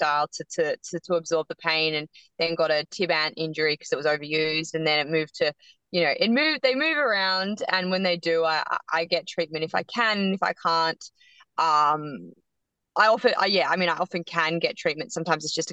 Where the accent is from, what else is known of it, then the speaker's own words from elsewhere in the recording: Yarra Valley, Victoria, Australia; I grew up in the Yarra Valley